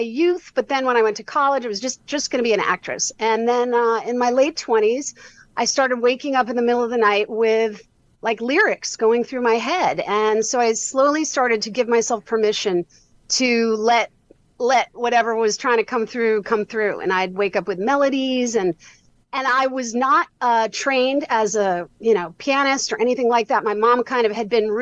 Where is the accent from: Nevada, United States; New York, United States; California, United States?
New York, United States; New York City; I grew up in New York City